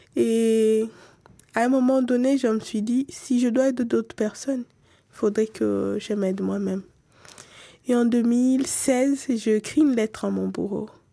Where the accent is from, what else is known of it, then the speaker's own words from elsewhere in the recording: DR Congo; en tant que Congolaise, en tant que quelqu'un qui aime son pays